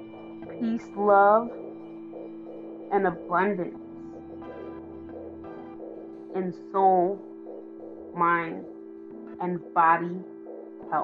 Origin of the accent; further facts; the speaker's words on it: United States; I'm from America.